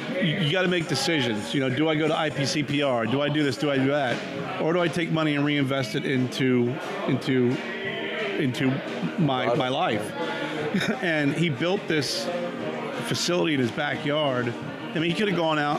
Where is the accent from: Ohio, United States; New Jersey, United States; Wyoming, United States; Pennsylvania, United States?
Pennsylvania, United States; I'm from Pennsylvania